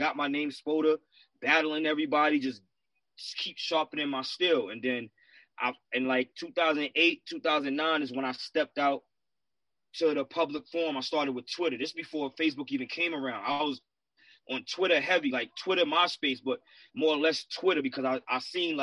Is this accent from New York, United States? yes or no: yes; Bay Shore, New York, United States; I'm New York, but I'm from Long Island, New York.